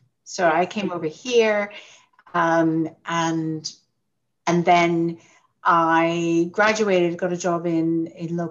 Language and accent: English; Canada; moved away as an adult; now in London, United Kingdom; I'm Canadian by birth and raised in Canada